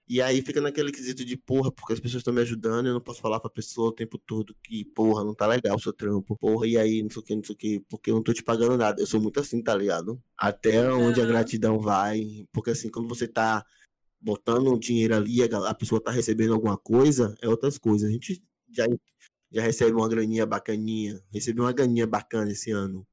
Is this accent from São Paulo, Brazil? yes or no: no; Camaçari, Bahia, Brazil; eu saí de Camaçari, minha cidade, que é a região metropolitana.